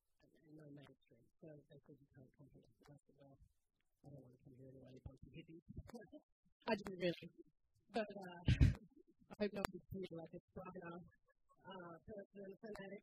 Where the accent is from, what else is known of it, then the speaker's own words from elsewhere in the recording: Alice Springs, Northern Territory, Australia; also born or lived in Sydney; I come from Alice Springs, which is my father's country